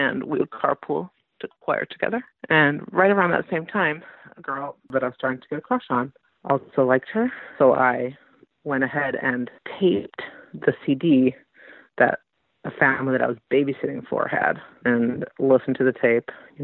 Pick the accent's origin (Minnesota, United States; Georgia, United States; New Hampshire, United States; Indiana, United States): Minnesota, United States; Minneapolis; my hometown of Minneapolis